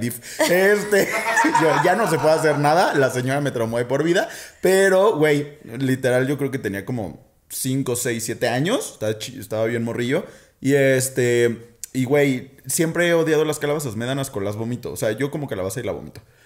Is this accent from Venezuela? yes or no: no; Guadalajara, Jalisco, Mexico; now in Mexico City, Mexico; yo soy de Guadalajara, ¿no? Entonces en Guadalajara tenemos costumbres bien extrañas.